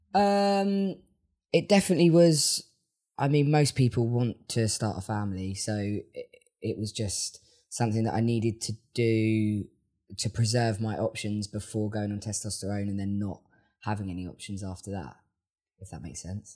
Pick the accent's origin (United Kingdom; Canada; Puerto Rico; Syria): United Kingdom; Worthing, South East England; now in Brighton, United Kingdom; I am a songwriter from Worthing